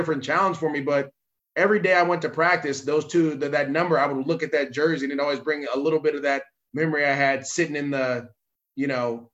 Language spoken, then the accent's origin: English; Bay Area, California, United States; I'm from the Bay Area